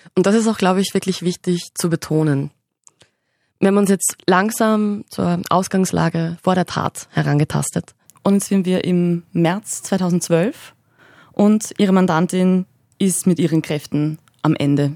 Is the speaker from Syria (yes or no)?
no; Upper Austria, Austria; als Oberösterreicherin